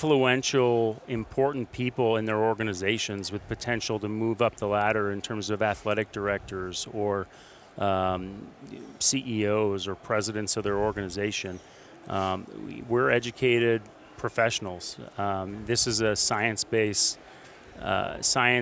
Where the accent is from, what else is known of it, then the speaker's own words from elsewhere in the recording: Burlington, Vermont, United States; now in Dallas, United States; my wife and I, Meredith, we are from Vermont, Burlington, Vermont. So we grew up around snow.